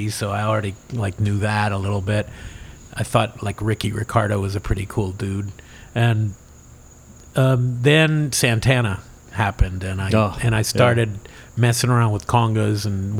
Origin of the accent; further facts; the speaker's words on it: Miami, Florida, United States; also born or lived in West Hartford, Connecticut; growing up in Miami